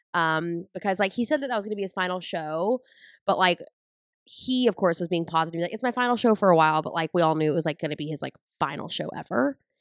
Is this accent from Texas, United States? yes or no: yes; San Angelo, Texas, United States; moved away; I'm originally from San Angelo, Texas